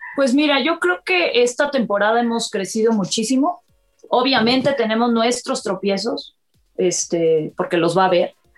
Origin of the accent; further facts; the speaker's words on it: Córdoba, Veracruz, Mexico; Eh, nací en Córdoba, Veracruz.